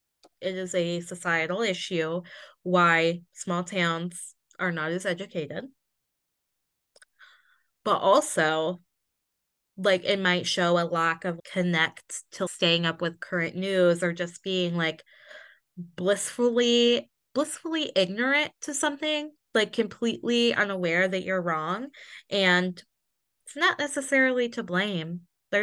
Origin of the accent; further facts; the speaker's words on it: Midwest, United States; I am overly polite and will apologize for literally everything that I do because I grew up in the Midwest.